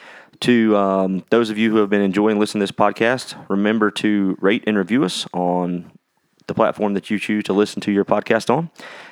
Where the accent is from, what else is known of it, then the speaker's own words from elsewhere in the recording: Louisville, Kentucky, United States; born there; also born or lived in South Carolina; While he was in seminary, I was born in Louisville.